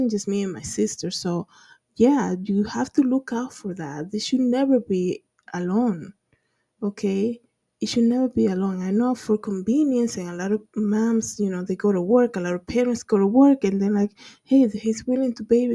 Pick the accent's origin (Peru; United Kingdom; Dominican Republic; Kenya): Dominican Republic; growing up in the Dominican Republic in low income